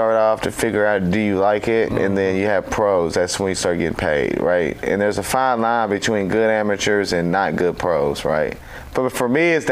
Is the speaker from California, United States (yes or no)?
no; Clarksville, Tennessee, United States; Right here in town, Clarksville. I was born in Publix over there.